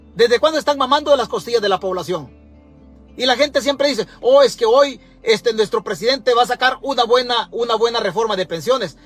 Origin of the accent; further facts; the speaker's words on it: El Salvador; Nosotros en El Salvador